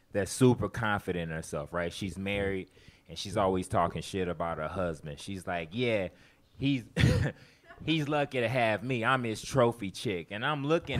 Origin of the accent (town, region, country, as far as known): Houston, Texas, United States; moved away as an adult; now in Austin, United States